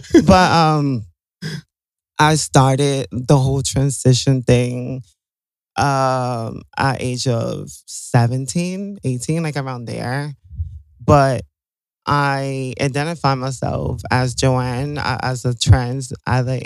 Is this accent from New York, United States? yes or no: yes; New York City, New York, United States; I'm from Brooklyn, New York.